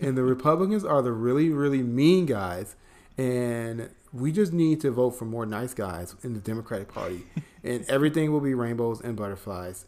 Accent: Chicago, Illinois, United States; now in Atlanta, United States; I'm from Chicago

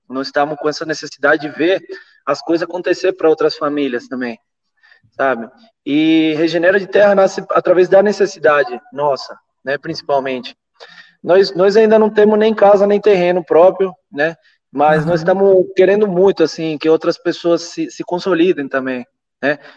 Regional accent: Venezuela; eu comecei nos Andes, eu sou da Venezuela também

